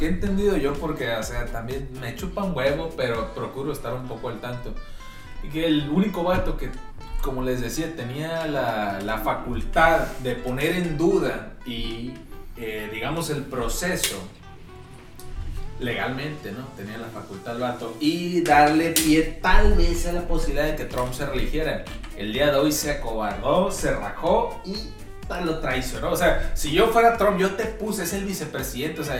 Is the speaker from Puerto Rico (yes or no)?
no; Mexico